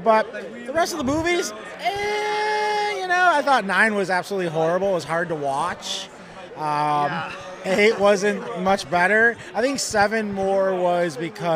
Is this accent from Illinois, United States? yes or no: yes; Chicago, Illinois, United States; now in Hawaii, United States; I'm from Hawaii, but I'm originally from Chicago